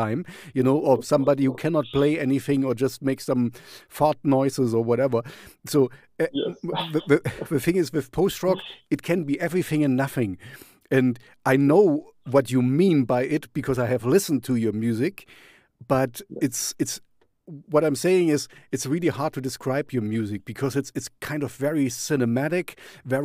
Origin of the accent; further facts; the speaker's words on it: East Germany, Germany; I grew up in East Germany, so I grew up in a communist